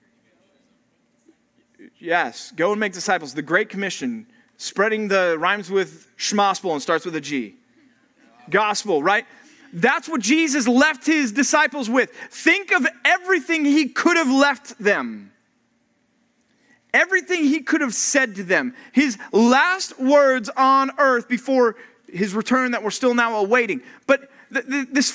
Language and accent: English; Texas, United States; now in California, United States; my home country called Texas.